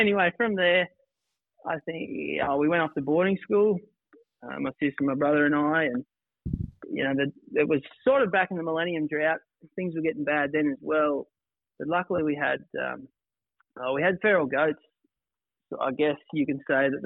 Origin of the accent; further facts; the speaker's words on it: Mount Hope, New South Wales, Australia; now in Condobolin, Australia; I grew up on a family farm northwest of Condo, a place called Mount Hope or No Hope, as a lot of people like to call it.